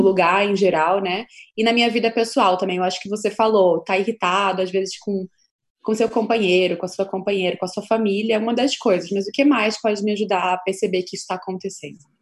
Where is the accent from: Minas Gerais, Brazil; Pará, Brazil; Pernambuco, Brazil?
Pernambuco, Brazil; Recife; now in São Paulo, Brazil; eu sou de Recife